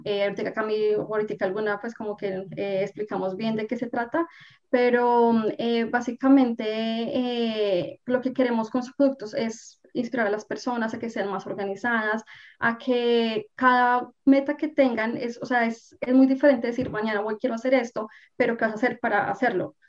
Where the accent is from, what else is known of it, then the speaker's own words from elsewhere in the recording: Colombia; moved away as an adult; now in Canada; soy colombiana, vivo en Canadá aproximadamente ya hace unos 10 años